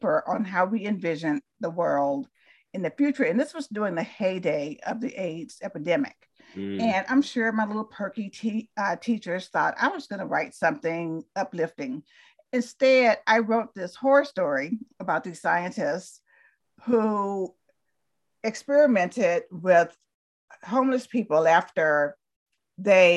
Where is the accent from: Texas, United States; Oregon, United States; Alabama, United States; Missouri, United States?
Alabama, United States; Talladega; moved away as an adult; also born or lived in Berkeley, California; I was born in Talladega, Alabama